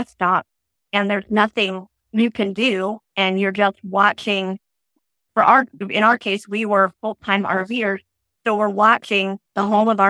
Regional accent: Oregon, United States; moved away as an adult; I'm a native Oregonian.

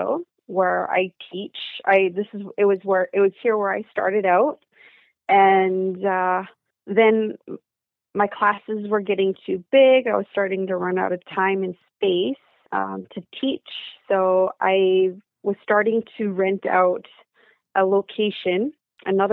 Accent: British Columbia, Canada; here in my hometown, which is a small country town. And I think we're about 3.5 hours northeast of Vancouver

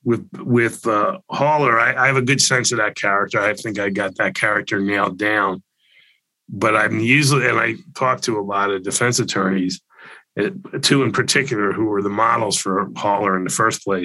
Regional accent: Florida, United States; I grew up in Florida

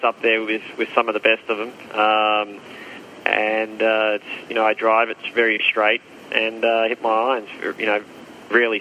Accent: Australia; moved away as an adult; also born or lived in United States / Europe; as an Australian

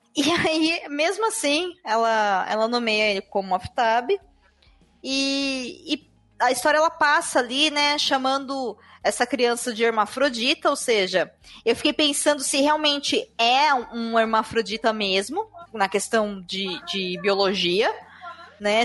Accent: Brazil

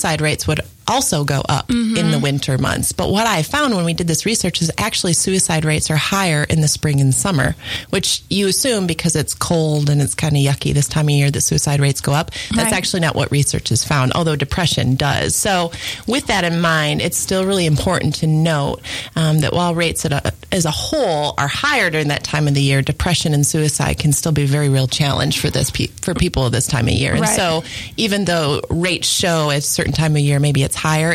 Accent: Michigan, United States; I grew up in Michigan

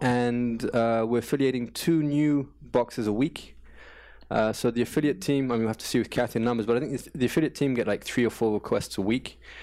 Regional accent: London, United Kingdom; first language English; moved away as an adult; now in Paris, France; I come from London. I, I moved to, to Paris in two thousand and one

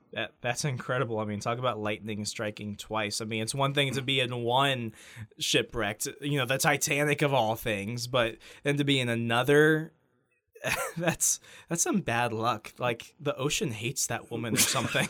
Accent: Sierra Vista, Arizona, United States; moved away; I'm, I'm originally from Sierra Vista, Arizona

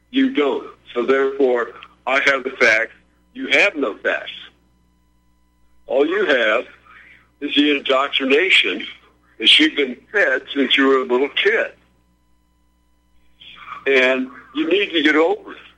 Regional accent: California, United States; Now, I grew up in California. I went to school in California

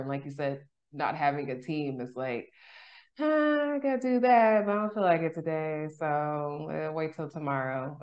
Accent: California, United States; moved away; also born or lived in Texas; I'm from California

